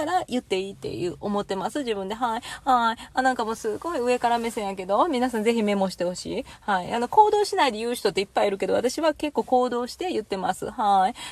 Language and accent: Japanese; Kansai, Japan; moved away